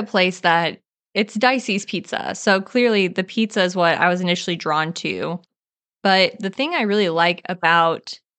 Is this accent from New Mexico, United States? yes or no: no; Missouri, United States; now in Nashville, United States; the tavern that's in my hometown, and not as in Jefferson City, Missouri, but like where I actually live in Missouri, where it's called a tavern